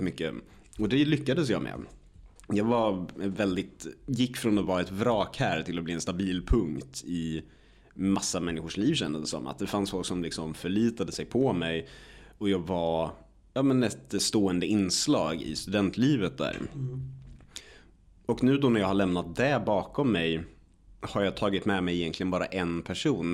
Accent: Örebro, Örebro County, Sweden; hemma i Örebro

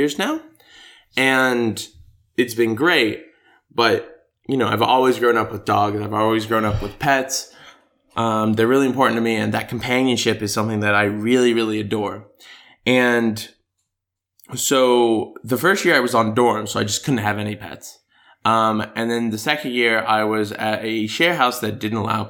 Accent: United States

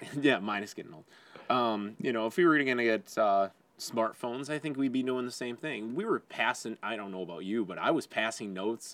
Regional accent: Wyandotte, Michigan, United States; also born or lived in Lincoln Park; I grew up in Wyandotte

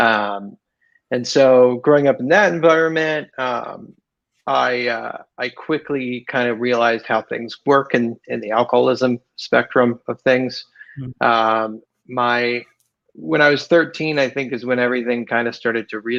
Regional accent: West Chester, Ohio, United States; moved away as an adult; now in Southern California, United States; I grew up in Cincinnati, Ohio. Right outside of Cincinnati, there's a town called Westchester. That's where I grew up

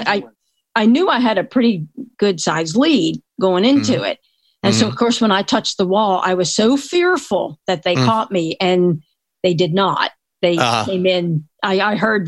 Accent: Philadelphia, Pennsylvania, United States; I grew up in the Philadelphia area

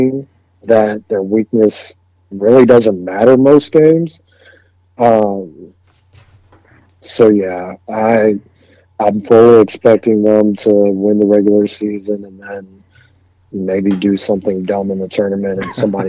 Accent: Illinois, United States; I grew up in Illinois

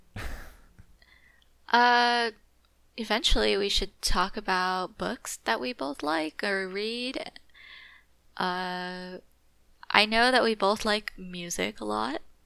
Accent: California, United States; Growing up in California

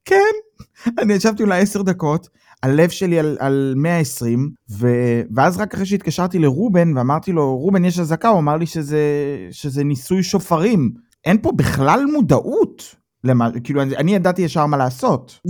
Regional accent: Israel; now in Germany; אנחנו בתור ישראלים

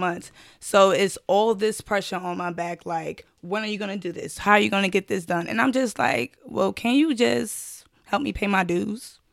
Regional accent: New York City, New York, United States; Born and raised from Brooklyn, New York

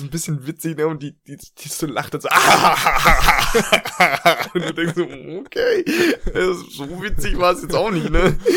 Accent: Germany; moved away; wir als Deutsche, wir beide.

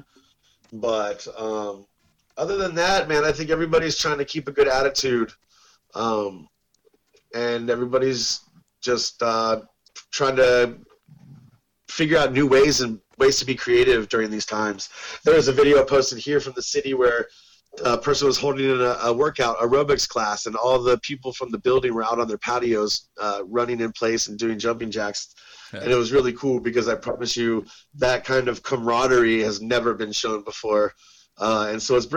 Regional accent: Houston, Texas, United States; moved away as an adult; also born or lived in Denton, Texas; now in Spain; I was born in Houston. Uh-huh. And that was my home base

